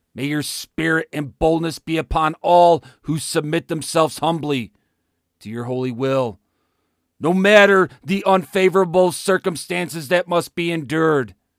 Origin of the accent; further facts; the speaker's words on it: United States; America is my home. It is the place I was born, raised, found a wife, served in the military, raised my children